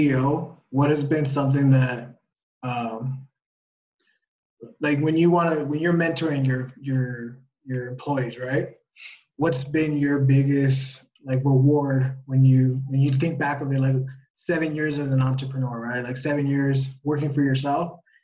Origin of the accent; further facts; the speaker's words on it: West Palm Beach, Florida, United States; now in Colombia; I'm from West Palm